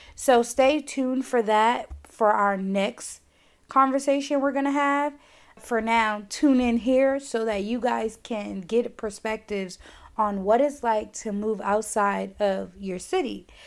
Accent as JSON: {"language": "English", "town": "New York City", "region": "New York", "country": "United States", "tie": "born or raised there", "moved": "as an adult", "said": "move away from my hometown, which is New York"}